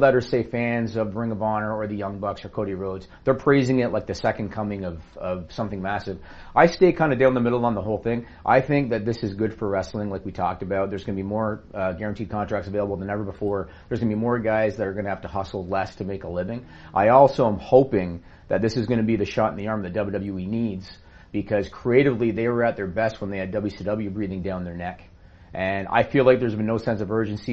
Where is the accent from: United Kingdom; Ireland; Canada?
Canada; as a Canadian